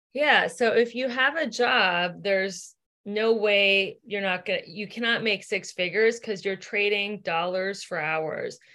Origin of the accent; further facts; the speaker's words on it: Cincinnati, Ohio, United States; moved away as an adult; now in Los Angeles, United States; I grew up in Cincinnati, Ohio